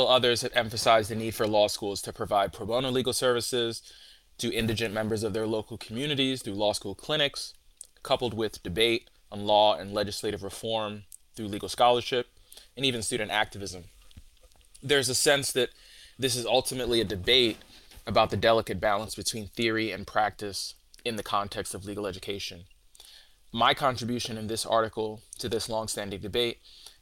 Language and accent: English; New York City, New York, United States; I was born and raised in the South Bronx in New York City